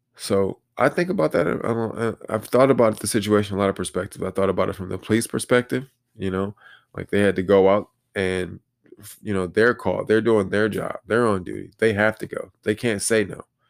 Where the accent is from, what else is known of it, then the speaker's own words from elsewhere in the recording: Detroit, Michigan, United States; I say Detroit, 'cause that's where I was born and raised